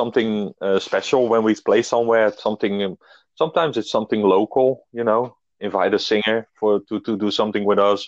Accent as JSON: {"language": "English", "country": "Netherlands", "tie": "born or raised there", "said": "we are in my hometown, actually, where I live"}